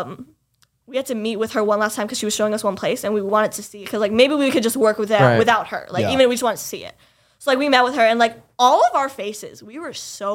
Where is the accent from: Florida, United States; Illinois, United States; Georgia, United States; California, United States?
Florida, United States; first language English; moved away as an adult; also born or lived in Lebanon (family) / Pakistan (family); now in New York, United States; I had said Florida. And like, I came from Florida.